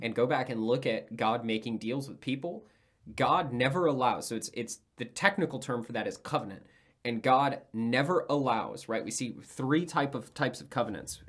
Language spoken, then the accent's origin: English; United States